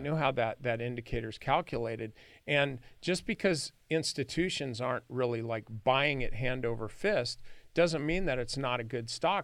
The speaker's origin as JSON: {"language": "English", "area": "San Joaquin Valley", "region": "California", "country": "United States", "tie": "born or raised there", "said": "I grew up in the San Joaquin Valley"}